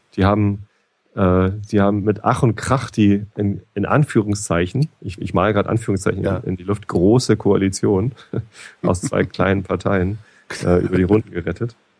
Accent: Germany; Ich als Deutscher

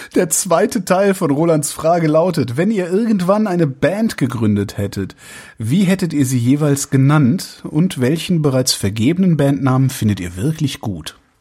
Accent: Cologne, North Rhine-Westphalia, Germany; now in Berlin, Germany; auch in Köln würde ich auch, würde ich es auch gut aushalten können, ähm, weil es halt auch meine Heimatstadt ist

